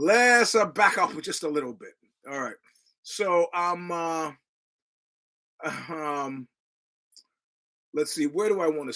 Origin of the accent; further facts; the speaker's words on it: United States; I'm an American